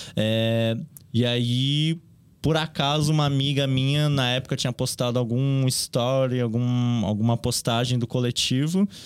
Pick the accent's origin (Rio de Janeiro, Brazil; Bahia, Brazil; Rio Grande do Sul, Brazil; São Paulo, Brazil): São Paulo, Brazil; Eu cresci aqui no Bom Retiro, então. É toda a minha relação aqui no bairro vem desde pequenininho.